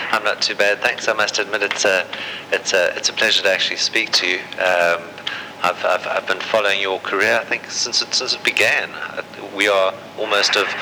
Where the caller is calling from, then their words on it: South Africa; I'm phoning from South Africa